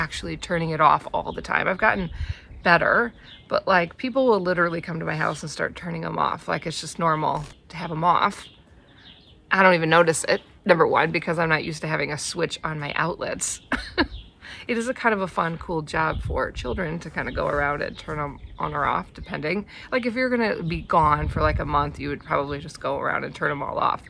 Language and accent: English; Wisconsin, United States; moved away as an adult; now in New Zealand; I'm from Wisconsin where you have significant part of the year freezing cold